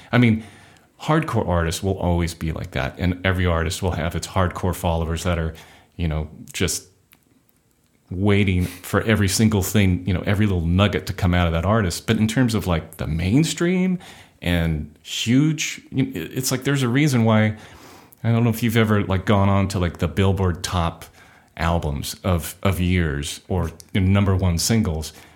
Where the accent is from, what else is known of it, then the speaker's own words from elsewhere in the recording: Orange County, California, United States; also born or lived in Inglewood, California; I was born in Inglewood and then raised in Orange County